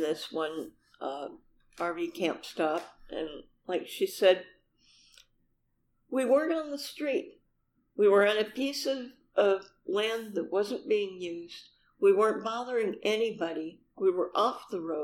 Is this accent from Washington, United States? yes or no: yes; Seattle, Washington, United States; I'm from Seattle